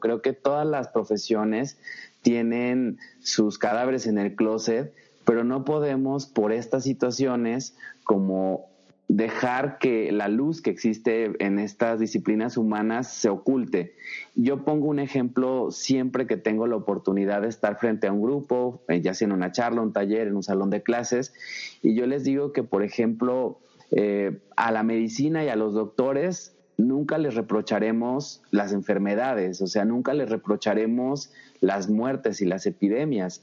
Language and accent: Spanish; Zacatecas, Mexico; also born or lived in Guadalajara, Jalisco; Yo nací en mm, Guadalajara, Jalisco, aunque fui registrado en Ochistlán, Zacatecas. Soy zacatecano 100%.